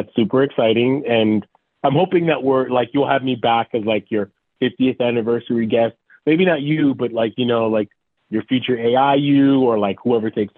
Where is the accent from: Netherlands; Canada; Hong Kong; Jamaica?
Jamaica; Montego Bay; now in United States; I was born in Jamaica, West Indies. I was born in Montego Bay